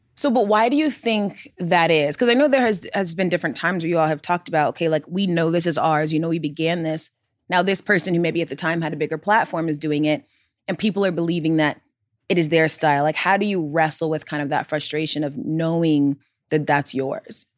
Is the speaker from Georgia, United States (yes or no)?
yes; Gwinnett County, Georgia, United States; we are both from Gwinnett County, Georgia.